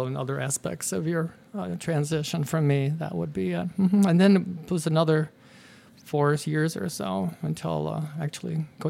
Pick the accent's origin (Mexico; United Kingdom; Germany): Germany; We're from Germany.